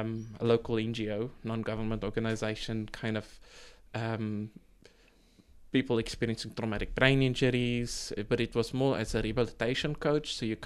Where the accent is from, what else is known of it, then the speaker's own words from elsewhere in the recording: South Africa; now in New Zealand; So when I came to New Zealand from South Africa, I ended up in a bakery, you know, working as a baker's assistant